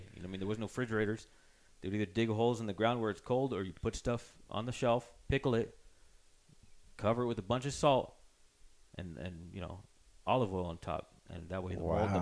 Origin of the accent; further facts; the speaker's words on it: Running Springs, California, United States; I was born up in the Lake Arrowhead, Running Springs